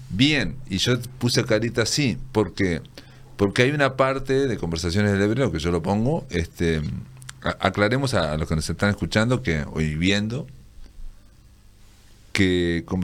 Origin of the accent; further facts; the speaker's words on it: Fray Bentos, Río Negro, Uruguay; yo que soy de Fray Ventos